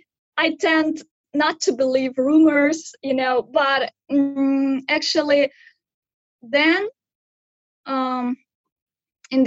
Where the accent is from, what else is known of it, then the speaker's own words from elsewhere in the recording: Pavlodar, Pavlodar Region, Kazakhstan; moved away as an adult; now in Hangzhou, China; I'm from Kazakhstan, but now I live in China